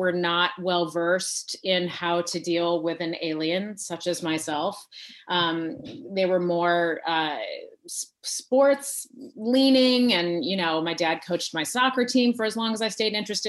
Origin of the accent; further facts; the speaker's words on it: Fresno, California, United States; I was born and raised in Fresno, California, which is right smack dab in the middle of California.